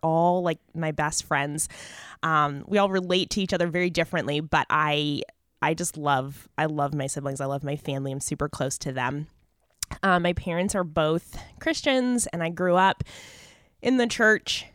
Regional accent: Mesa, Arizona, United States; I grew up in Mesa, Arizona, so I'm a native

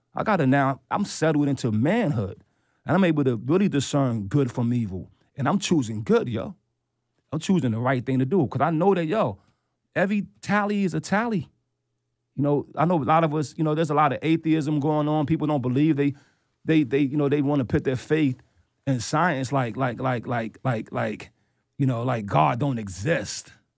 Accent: New York, United States; as a New Yorker

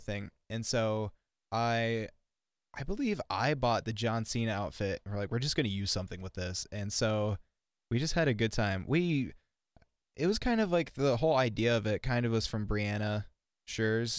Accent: Milbank, South Dakota, United States; also born or lived in Las Vegas, Nevada; I literally spent half my life in Vegas and half my life in Milbank. Like, I moved here when I was nine

